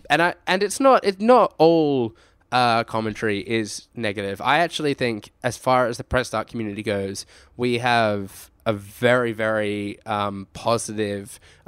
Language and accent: English; Australia; And what I say is that we are Australian gamers making content for other Australian gamers.